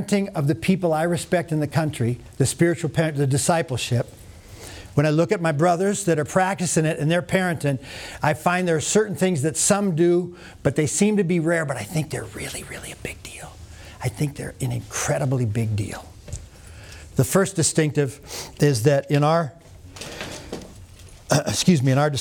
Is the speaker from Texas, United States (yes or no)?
no; North Dakota, United States; I'm from North Dakota